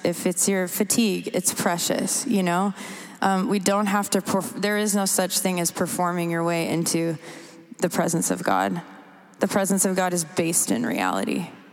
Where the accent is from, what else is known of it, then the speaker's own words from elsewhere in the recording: Canada; moved away; also born or lived in United States / England; I'm from Canada originally